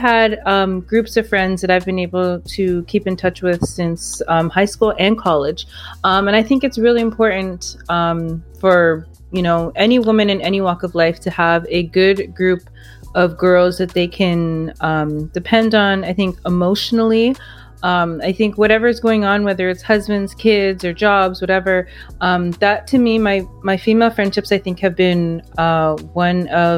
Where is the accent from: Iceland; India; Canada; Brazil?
Canada; moved away; also born or lived in Miami; I grew up in Canada